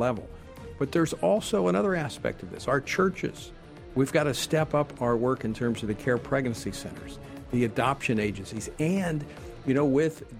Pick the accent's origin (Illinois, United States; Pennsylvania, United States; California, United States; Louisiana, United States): Louisiana, United States; my home state of Louisiana.